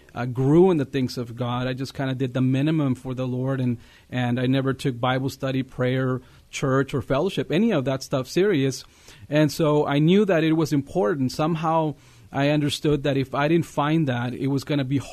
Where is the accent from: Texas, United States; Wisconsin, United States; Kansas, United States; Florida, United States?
Texas, United States; Eagle Pass; I'm from Eagle Pass, Texas. It's a border town west of San Antonio. And, you know, it's a bilingual town, and you know, it's a nice little town, and that's where I grew up.